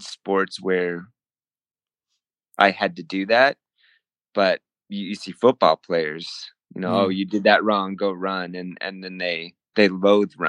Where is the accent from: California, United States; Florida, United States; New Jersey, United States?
California, United States; Whittier; moved away as an adult; also born or lived in Springfield, Massachusetts; I went to undergraduate in Whittier, California. It's my hometown